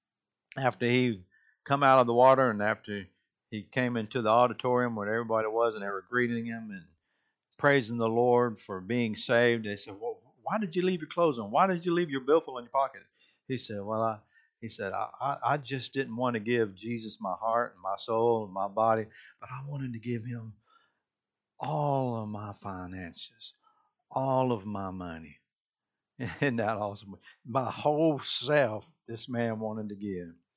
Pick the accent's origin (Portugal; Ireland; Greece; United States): United States; Rincon, Georgia; moved away; I'm originally from Rincon, Georgia, used to be a small Bedouin community of Savannah, Georgia, but now it's grown